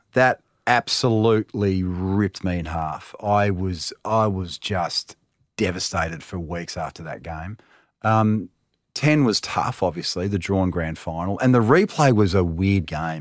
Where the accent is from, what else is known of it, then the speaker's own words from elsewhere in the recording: Melbourne, Victoria, Australia; I was growing up in Talmarone